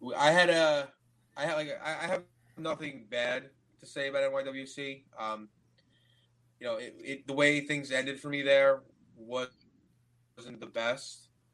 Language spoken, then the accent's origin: English; United States; I'm from America.